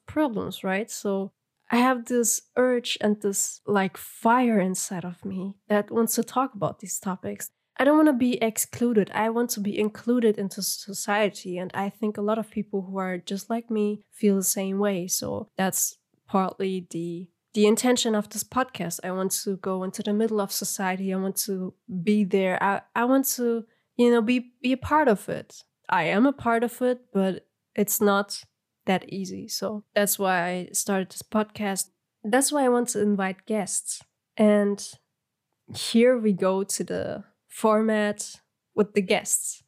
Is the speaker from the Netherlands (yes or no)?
no; Germany; I'm from Germany and I pretty much have, like, have a Turkish ethnicity